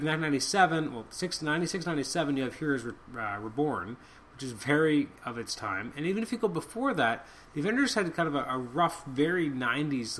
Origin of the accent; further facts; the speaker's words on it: Canada; I'm extremely Canadian